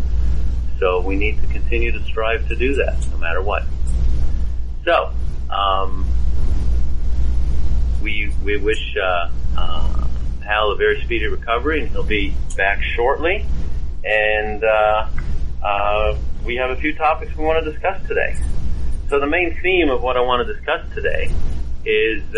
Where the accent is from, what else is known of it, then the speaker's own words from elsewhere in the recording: Cleveland, Ohio, United States; moved away as an adult; now in Houston, United States; I grew up mostly in Cleveland, Ohio